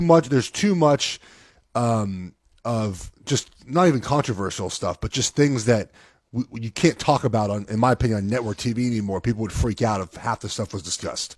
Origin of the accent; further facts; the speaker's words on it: Los Angeles, California, United States; I'm from Los Angeles